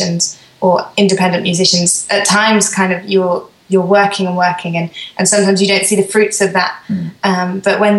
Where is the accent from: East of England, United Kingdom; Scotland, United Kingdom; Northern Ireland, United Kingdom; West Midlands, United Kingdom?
West Midlands, United Kingdom; Birmingham; moved away as an adult; now in Sweden; I'm from Birmingham in England. Lived there kind of most of my life.